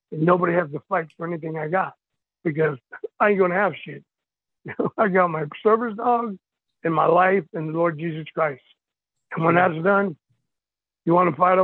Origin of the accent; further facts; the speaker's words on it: El Paso, Texas, United States; I'm from El Paso, Texas